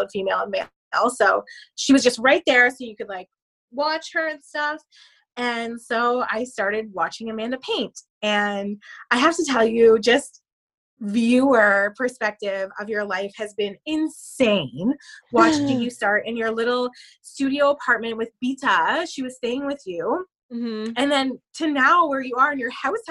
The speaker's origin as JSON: {"language": "English", "area": "a couple hours outside of Toronto", "region": "Ontario", "country": "Canada", "said": "I'm from Canada, a couple hours outside of Toronto"}